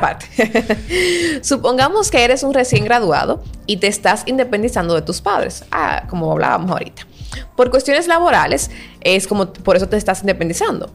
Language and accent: Spanish; Dominican Republic; como buen dominicano.